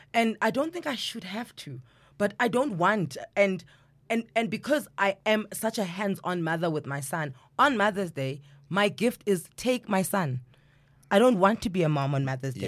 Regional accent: South Africa; as South Africans, we like community

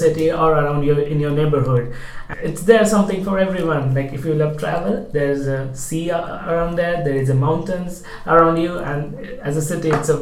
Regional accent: India; moved away as an adult; now in Newcastle, United Kingdom; Me being an Indian

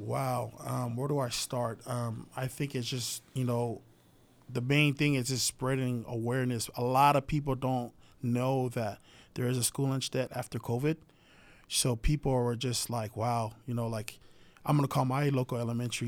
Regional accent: Hawaii, United States; I'm from Hawaii

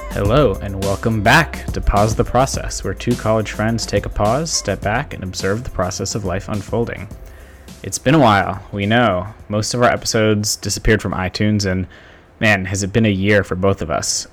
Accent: Somerville, Massachusetts, United States; also born or lived in Boston suburbs, United States; now in Cambridge, United States; the house I grew up in in Somerville, which, you know, was, until I was ten, that was my house

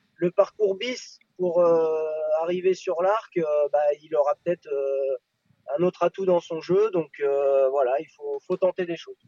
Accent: France; now in Japan; en tant que Français

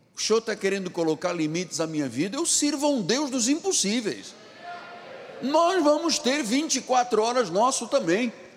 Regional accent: Portugal; na minha terra, em Portugal

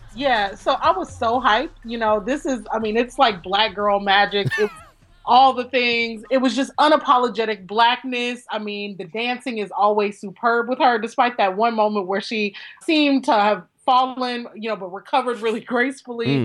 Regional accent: northern Louisiana, United States; moved away; I am from Louisiana

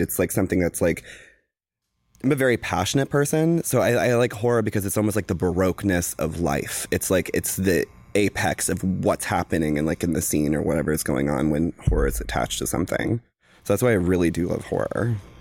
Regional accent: the South, United States; I am from the South.

